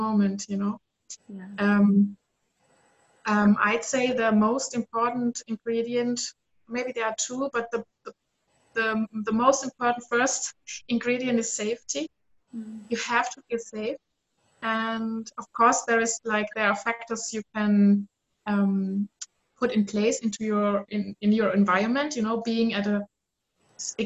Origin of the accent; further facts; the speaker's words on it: Southern Germany, Germany; I grew up in South Germany, very conservative